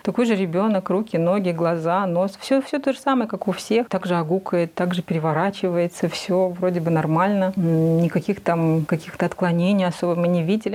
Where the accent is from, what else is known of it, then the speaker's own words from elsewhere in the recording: Saratov, Saratov Oblast, Russia; moved away as an adult; also born or lived in Uralsk, Kazakhstan; now in Astana, Kazakhstan; Я сама родом из России, из Саратовской области